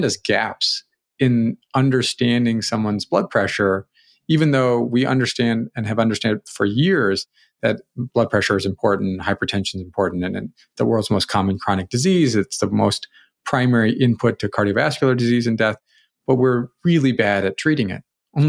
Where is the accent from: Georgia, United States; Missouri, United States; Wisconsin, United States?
Missouri, United States; St. Louis; No, I grew up in St. Louis.